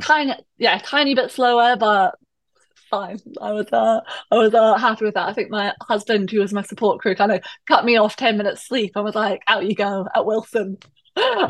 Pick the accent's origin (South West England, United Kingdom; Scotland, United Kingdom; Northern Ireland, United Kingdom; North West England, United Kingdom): Scotland, United Kingdom; Perthshire; moved away as an adult; also born or lived in London; now in Hong Kong; I am Scottish, uh, and I'm from originally from Perthshire, so kind of central Scotland, just at the start of the Highlands